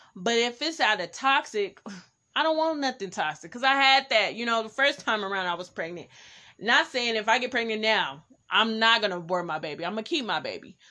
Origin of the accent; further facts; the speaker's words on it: Oakland, California, United States; I'm from East Oakland, so I was in East Oakland